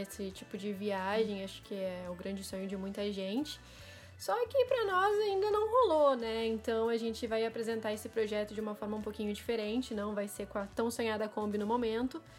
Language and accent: Portuguese; Porto Alegre, Rio Grande do Sul, Brazil; eu também sou de Porto Alegre, sou gaúcha